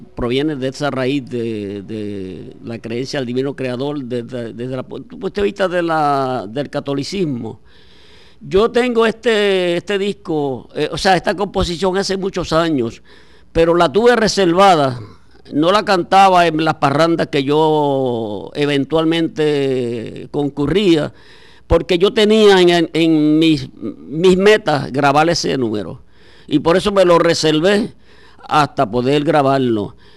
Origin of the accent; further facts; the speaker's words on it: Aguada, Puerto Rico; escuelas de mi pueblo de Aguada